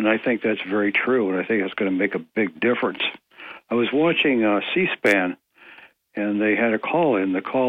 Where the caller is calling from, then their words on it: Ithaca, New York, United States; of Greater Ithaca would like to speak about abortion.